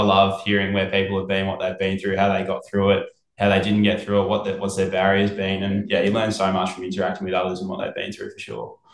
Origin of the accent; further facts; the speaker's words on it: Mornington Peninsula, Victoria, Australia; we're both from Mornington Peninsula, um, which is southeast of Melbourne.